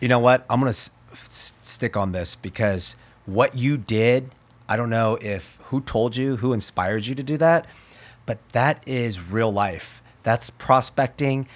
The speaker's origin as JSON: {"language": "English", "town": "Berkeley", "region": "California", "country": "United States", "tie": "born or raised there", "said": "I was born in Alta Bates Hospital."}